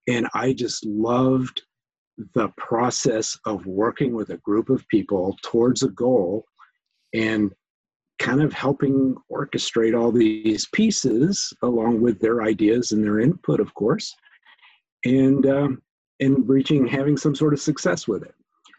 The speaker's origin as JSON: {"language": "English", "town": "St. Louis", "region": "Missouri", "country": "United States", "tie": "born or raised there", "said": "But I went to high school in St. Louis, Missouri, in a suburb of St. Louis. So that's really where I would call home."}